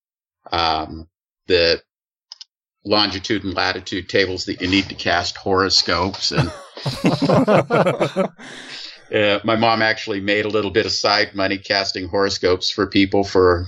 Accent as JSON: {"language": "English", "area": "Sonoma County", "region": "California", "country": "United States", "tie": "born or raised there", "moved": "yes", "said": "Sonoma County. If you read about the recent wildfires in the news, the first city that destroyed was actually my hometown"}